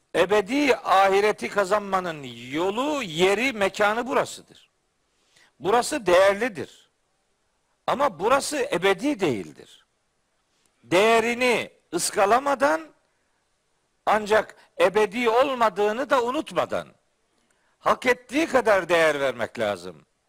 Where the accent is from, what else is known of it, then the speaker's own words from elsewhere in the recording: Trabzon, Turkey; bir Trabzonlu olarak